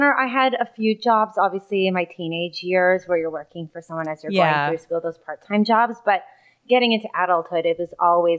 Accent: Mississauga, Ontario, Canada; The wonderful city of Mississauga.

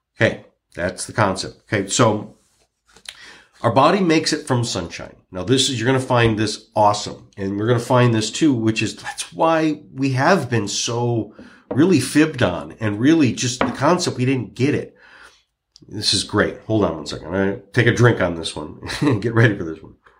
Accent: Michigan, United States; I'm from Michigan

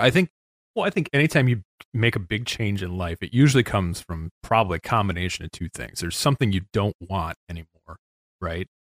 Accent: Chicago, Illinois, United States; moved away as an adult; now in Saint Joseph, Michigan, United States; I grew up in Chicago

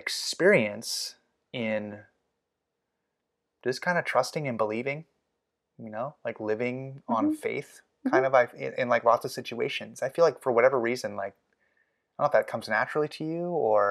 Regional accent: Los Angeles, California, United States; I mean, I grew up in the South Bay of Los Angeles.

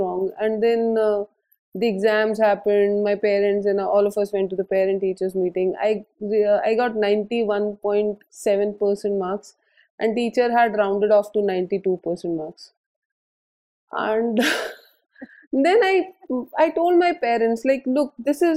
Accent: Jaipur, Rajasthan, India; I was born and brought up in Jaipur

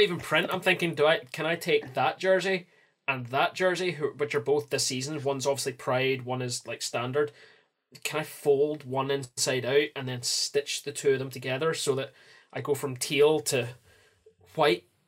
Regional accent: Scotland, United Kingdom; I'm Scottish

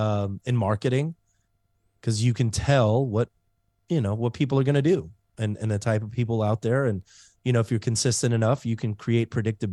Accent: Germany; So I grew up in Germany mainly. My dad was in the military. And man, when you get swept up every 3 years, you learn heartbreak very early on in life.

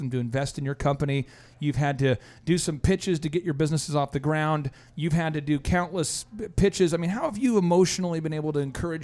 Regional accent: Minnesota, United States; now in Oklahoma, United States; I'm from Minnesota

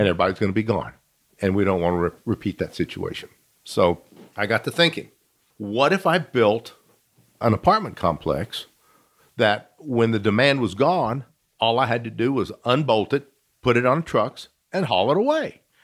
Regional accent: Midland, Texas, United States; also born or lived in Fort Worth, Texas; I grew up here in Midland, born in Fort Worth, moved to Midland when I was a baby

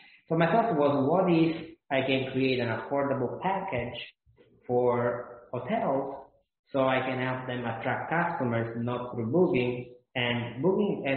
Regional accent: Italy; moved away as an adult; also born or lived in Boston; I'm not American. I didn't live in America, and I was going to school in Italy for my bachelor

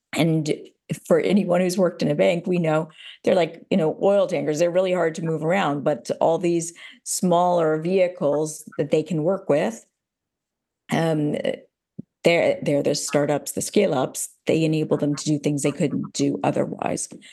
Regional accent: United States; now in Amsterdam, Netherlands; being an American here, living in, in Amsterdam

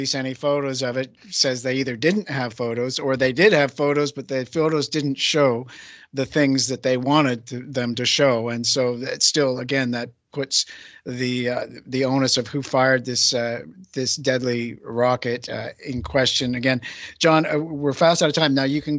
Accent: Vancouver Island, British Columbia, Canada; born or raised there

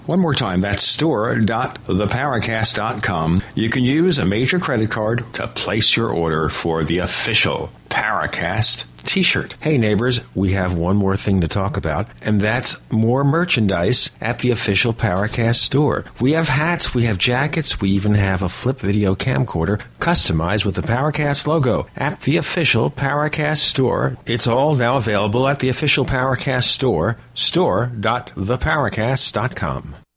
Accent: New York City, New York, United States; I grew up in New York

